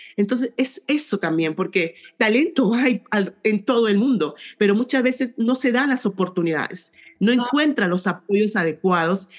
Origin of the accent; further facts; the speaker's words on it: San José, Lambayeque, Peru; now in Lima, Peru; yo soy de, un pueblo, de un pueblo llamado San José, que está en, en, el departamento de Lambayeque, en la ciudad de Chiclayo